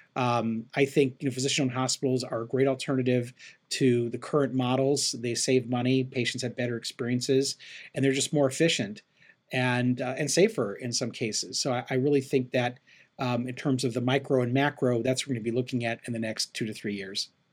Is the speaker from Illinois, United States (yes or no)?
yes; Chicago, Illinois, United States; also born or lived in Cleveland, Ohio / Phoenix, Arizona; now in Los Angeles, United States; I grew up in Chicago and um, I live right now in Los Angeles, California